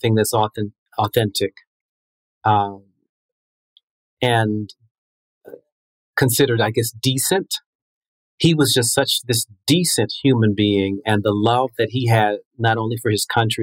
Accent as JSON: {"language": "English", "area": "Prince George's County", "region": "Maryland", "country": "United States", "tie": "born or raised there", "also_born_or_lived": "Washington, D.C.", "said": "was raised in the suburbs of Maryland in Prince George's County"}